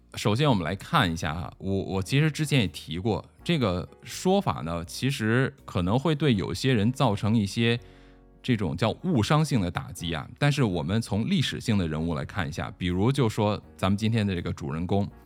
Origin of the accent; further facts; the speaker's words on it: China; 我们中国人